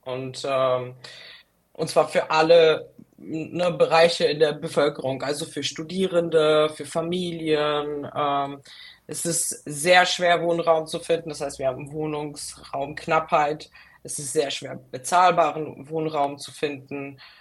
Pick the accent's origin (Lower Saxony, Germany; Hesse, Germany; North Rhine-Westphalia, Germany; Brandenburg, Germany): Hesse, Germany; Frankfurt; Und äh, also ich komme aus Frankfurt.